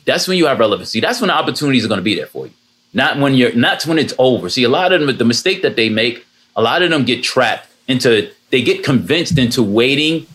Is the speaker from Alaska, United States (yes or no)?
no; Jersey City, New Jersey, United States; Born and raised in Jersey City